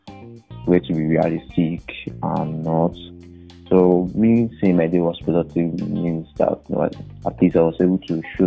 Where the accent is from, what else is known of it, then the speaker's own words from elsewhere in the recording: Nigeria; I pride in being Nigerian.